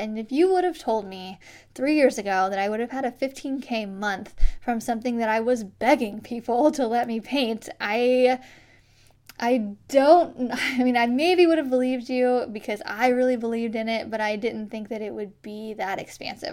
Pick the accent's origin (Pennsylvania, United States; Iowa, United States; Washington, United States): Iowa, United States; born or raised there